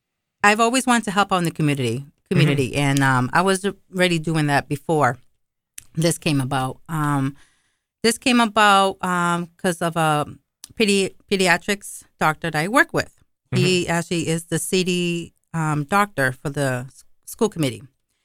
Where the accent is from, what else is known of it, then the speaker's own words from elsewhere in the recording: New York, United States; The Puerto Ricans don't want me. The Mexicans don't want me. I'm a New Yorker.